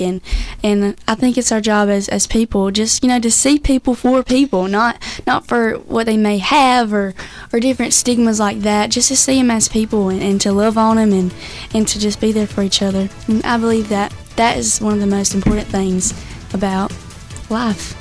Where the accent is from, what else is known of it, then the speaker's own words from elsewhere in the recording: Whiteville, North Carolina, United States; how we talk back in Whiteville, North Carolina